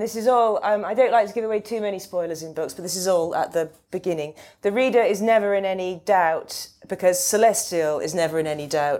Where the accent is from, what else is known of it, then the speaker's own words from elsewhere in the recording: England, United Kingdom; as an English person, I haven't come across this before.